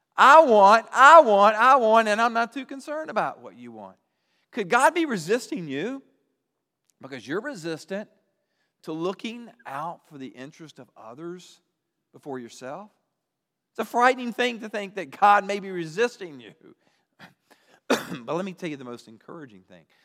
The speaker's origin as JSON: {"language": "English", "town": "Roanoke", "region": "Virginia", "country": "United States", "tie": "born or raised there", "said": "I grew up in Roanoke"}